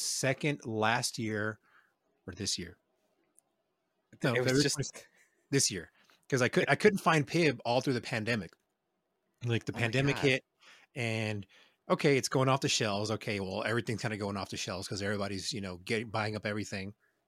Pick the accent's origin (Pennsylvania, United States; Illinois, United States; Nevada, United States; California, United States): Nevada, United States; Reno; Yes, I'm from Reno. I'm not scared of talking about where I'm from.